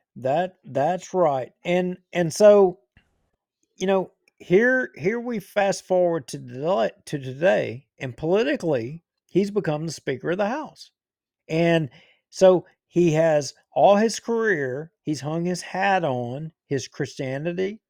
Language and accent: English; Bossier City, Louisiana, United States; I was born in Bossier City. I've lived here all my parish. If, I mean, I've lived here my whole life.